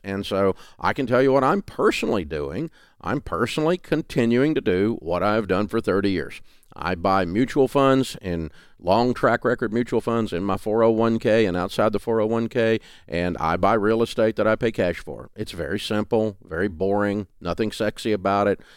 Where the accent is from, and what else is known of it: Southern, United States; accent: Southern